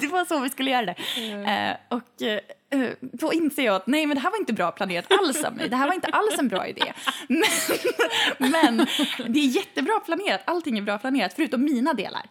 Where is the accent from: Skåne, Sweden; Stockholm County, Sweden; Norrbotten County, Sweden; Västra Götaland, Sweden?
Norrbotten County, Sweden; Boden; moved away; i Boden, där jag kommer ifrån